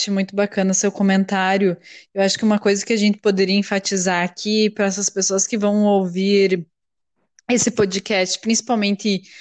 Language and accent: Portuguese; Brazil; now in Australia; nós, como brasileiras, somos muito fortes